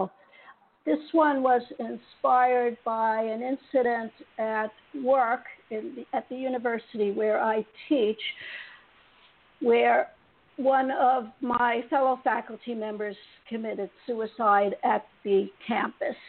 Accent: New York City, New York, United States; I grew up in Queens, in New York City

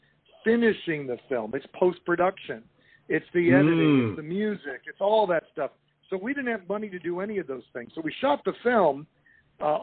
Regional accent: Indiana and Ohio, Midwest, United States; moved away as an adult; now in Los Angeles, United States; I grew up in Indiana and Ohio, and Midwest.

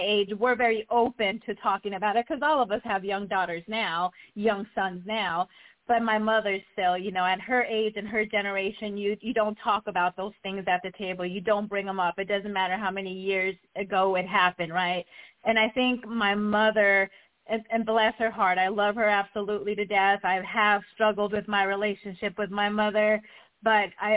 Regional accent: Guatemala; now in Lawrenceville, United States; the majority of us were born and raised in Guatemala

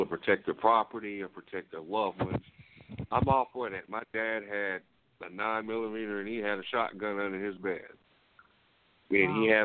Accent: Waxahachie, Texas, United States; I come from Waxahachie

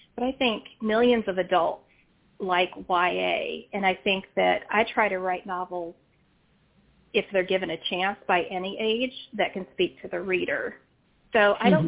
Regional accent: West Virginia, United States; now in Virginia, United States; having been born and raised in West Virginia, in a rural mm-hmm. part of West Virginia

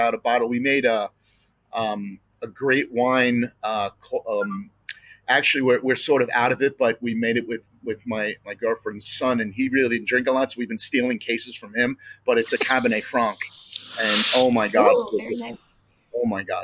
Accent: New Jersey, United States; I'm from New Jersey. My uncle owns an olive oil business

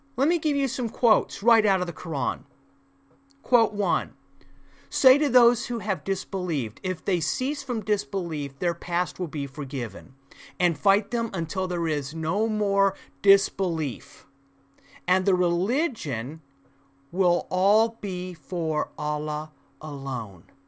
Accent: United States; as an American

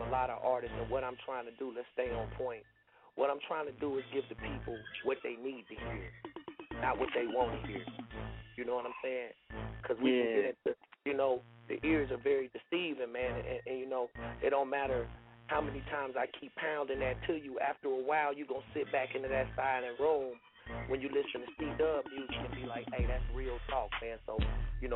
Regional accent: Bay Area, California, United States; I'm from the Bay Area.

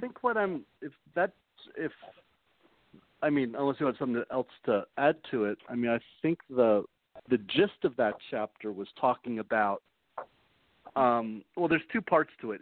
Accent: New York City, New York, United States; As a New Yorker

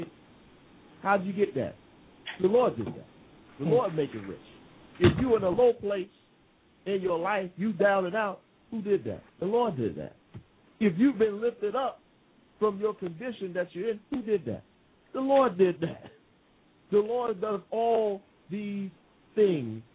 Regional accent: United States; now in England; I'm the American here in England

